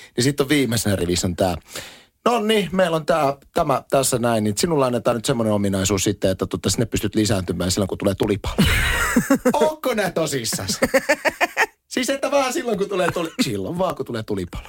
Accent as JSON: {"language": "Finnish", "town": "Espoo", "region": "Uusimaa", "country": "Finland", "also_born_or_lived": "Lohja", "said": "minä olen Espoosta, vaan sit musta tulee hesalainen"}